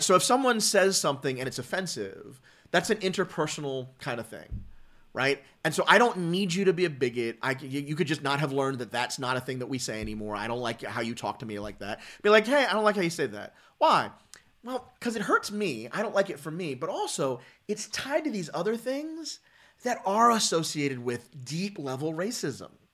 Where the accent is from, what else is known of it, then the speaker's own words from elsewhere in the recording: Philadelphia, Pennsylvania, United States; growing up, um, as a, as a black guy, um, from Philly and the suburbs